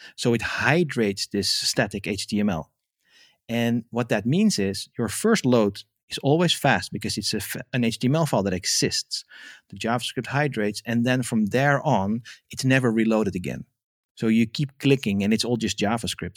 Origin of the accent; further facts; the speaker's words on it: Amsterdam, North Holland, Netherlands; first language Dutch; English is a second language; moved away as an adult; now in France; I'm originally, uh, born and raised in Amsterdam, and now I live in France in the countryside